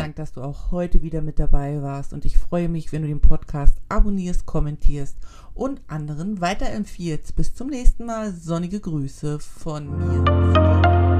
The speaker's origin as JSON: {"language": "German", "country": "Germany", "tie": "born or raised there", "moved": "yes", "said": "ich bin in der DDR geboren und groß geworden"}